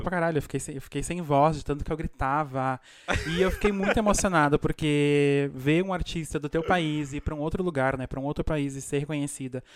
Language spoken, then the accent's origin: Portuguese; Brazil; now in Argentina; eu sou do interior do Brasil